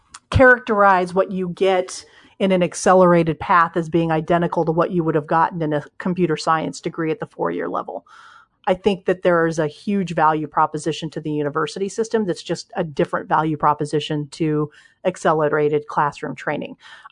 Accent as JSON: {"language": "English", "region": "Ohio", "country": "United States", "tie": "born or raised there", "said": "I spent years growing up in Ohio, and I lived in Cincinnati."}